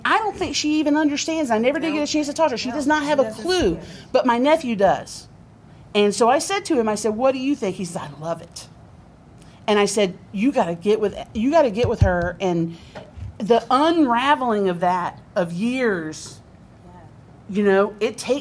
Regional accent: Jacksonville, Florida, United States; I grew up in Jacksonville, Florida.

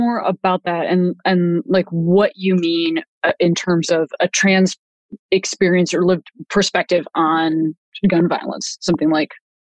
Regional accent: Chicago, Illinois, United States; being a Black person living in America, of course, the concept that, like, I'm from Chicago

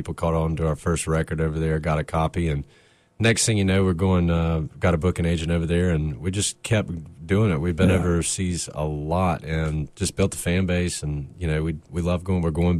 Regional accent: Raleigh, North Carolina, United States; Oh, yeah. We're proud to be from Raleigh. We fly our North Carolina flag everywhere we go.

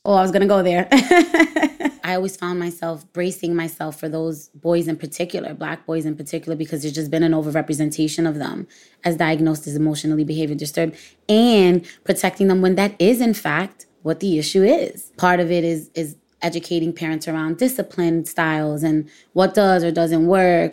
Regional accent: New York City, New York, United States

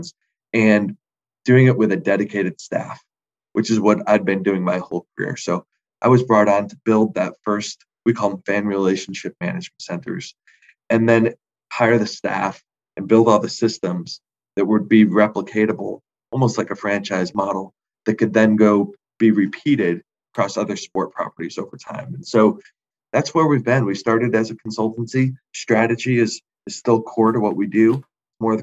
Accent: New England, United States; moved away as an adult; also born or lived in Connecticut / Moncton, New Brunswick; I grew up in New England, Red Sox fan

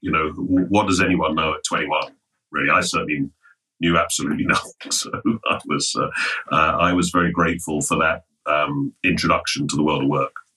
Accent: London, United Kingdom; I'm English, as you can probably hear, born in um, born in London

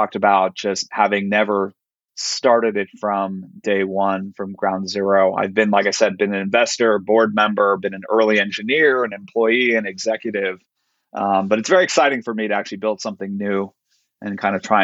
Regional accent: Silicon Valley, California, United States; I grew up in Silicon Valley.

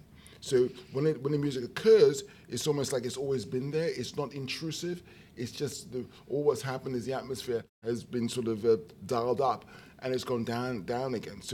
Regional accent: United Kingdom; being a British person, you know, grew up with radio

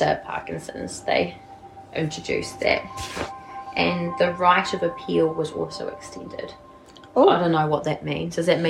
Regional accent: South Island, New Zealand; Can tell we're from the South Island.

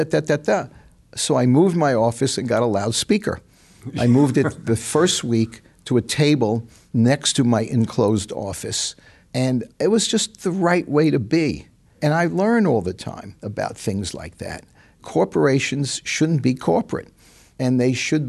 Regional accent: New York City, New York, United States; moved away; I grew up in the Bronx. I'm not a suburb guy.

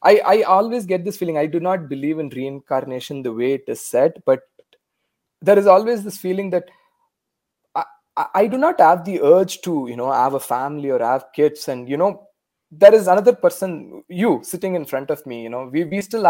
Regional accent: India; first language Tamil; English is a second language; moved away as an adult; now in Canada; growing up in India

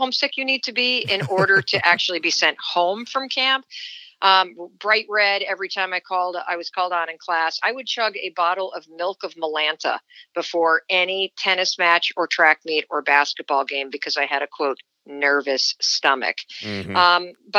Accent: Kansas City, Missouri, United States; born there; I was born in Kansas City, Missouri. My dad was a medical student there, and my mother worked for the IRS at night while my dad was in school.

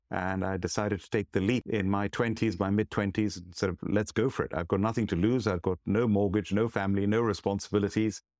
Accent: Hyderabad, Telangana, India; born there; also born or lived in South India; Yes, I was born in Hyderabad, a large city in South India.

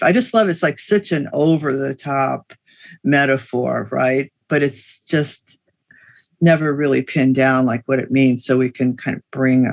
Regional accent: United States; as an American

